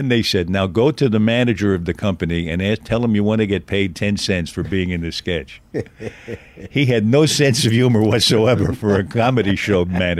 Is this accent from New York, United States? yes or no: yes; Manhattan, New York, United States; born there; I was born in Manhattan on 33rd Street and 3rd Avenue.